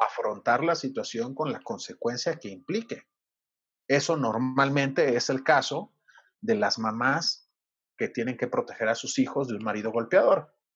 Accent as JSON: {"language": "Spanish", "region": "Sinaloa", "country": "Mexico", "moved": "yes", "lives_now": "Mexico City, Mexico", "said": "yo soy de Sinaloa"}